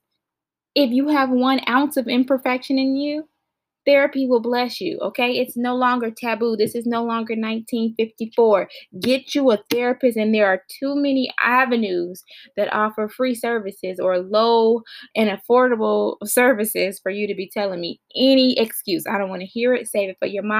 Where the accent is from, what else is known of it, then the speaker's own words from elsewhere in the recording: Gary, Indiana, United States; moved away; I'm from Gary, Indiana, and I'm going to rep that until I die. I'm not currently in Indiana, but Indiana is still in me